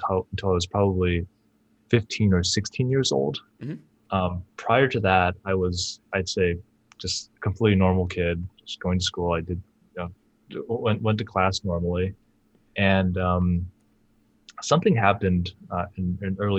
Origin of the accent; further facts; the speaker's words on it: Bay Area, California, United States; also born or lived in China; I was born in China, and I moved to the Bay Area when I was 3 years old